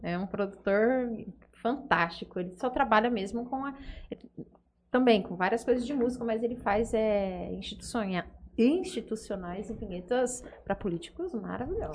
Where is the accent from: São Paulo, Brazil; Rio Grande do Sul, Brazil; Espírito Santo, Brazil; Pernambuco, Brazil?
São Paulo, Brazil; Fernandópolis; sou de Fernandópolis